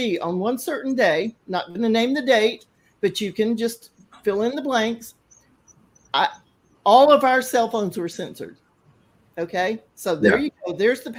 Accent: Thailand; we were talking about growing up in Thailand, and the difference is that we didn't have the internet back then.

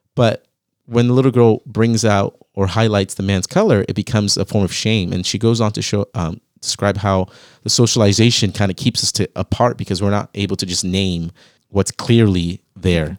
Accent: Virginia Beach, Virginia, United States; I grew up in Virginia

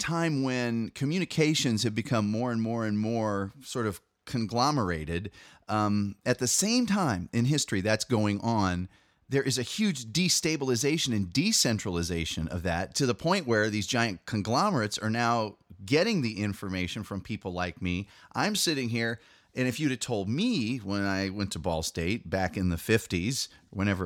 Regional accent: Midland, Michigan, United States; I grew up in Midland, Michigan, which is a big Dow Chemical headquarters

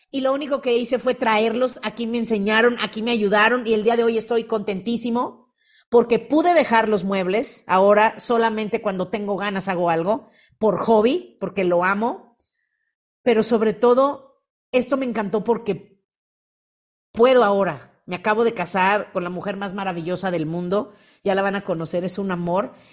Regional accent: Mérida, Yucatán, Mexico; soy de Mérida, y les cuento, yo antes de, estar aquí me dedicaba a los muebles, mi papá tiene una fábrica de muebles.

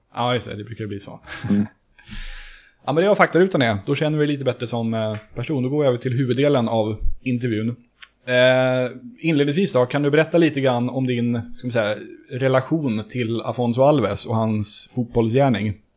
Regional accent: Stockholm, Stockholm County, Sweden; jag är också från Söder ursprungligen

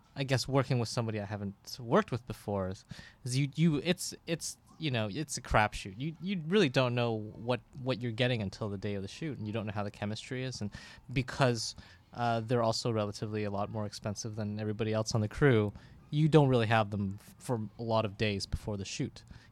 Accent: Toronto, Ontario, Canada; I'm from North York.

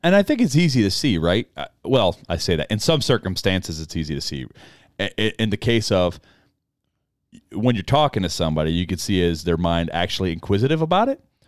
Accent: United States; as an American

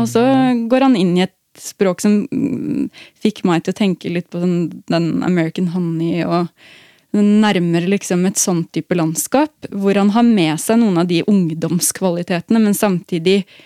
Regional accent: Norway; som nordmenn

